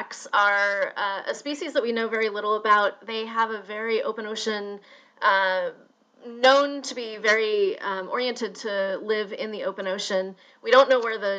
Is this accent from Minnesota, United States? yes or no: no; Louisville, Kentucky, United States; growing up in Louisville, Kentucky